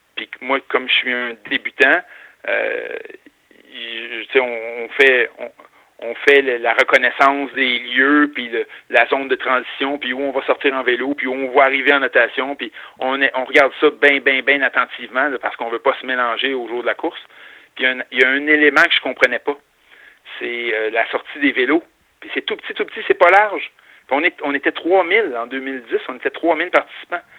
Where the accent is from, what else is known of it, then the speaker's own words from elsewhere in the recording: north of Montreal, Quebec, Canada; also born or lived in Chicoutimi; je viens du nord, euh, pas loin de Montréal, à Grimby